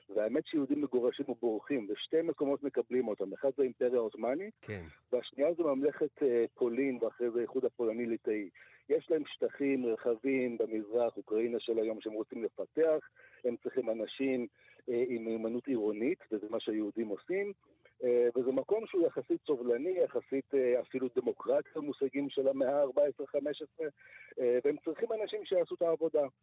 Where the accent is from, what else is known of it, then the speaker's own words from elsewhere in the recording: Siberia, Russia; now in Israel; אני נולדתי בסיביר